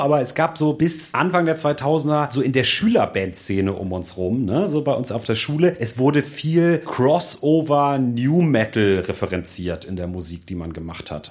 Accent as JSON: {"language": "German", "region": "Hamburg", "country": "Germany", "tie": "born or raised there", "said": "ich in meiner Heimatstadt Hamburg studierte"}